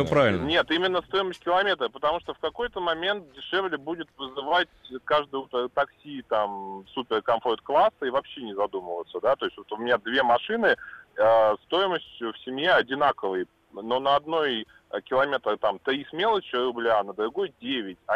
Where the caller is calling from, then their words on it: Saint Petersburg, Russia; я из Санкт-Петербурга.